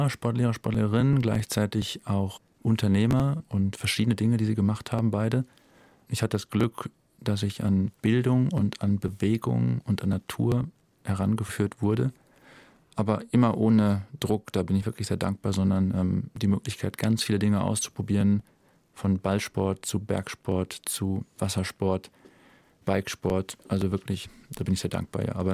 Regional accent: Lüdenscheid, North Rhine-Westphalia, Germany; now in Zürich, Switzerland; Die Nordhelle im Ebbegebirge bei Herscheid. 663 Meter normal Null. Wow. Ja, das war mein Home Mountain, mein Heimberg.

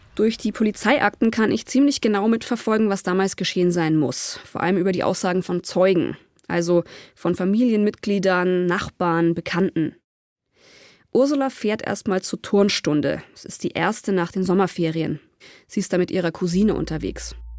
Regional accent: near the Ammersee, Bavaria, Germany; Ich bin ganz in der Nähe aufgewachsen

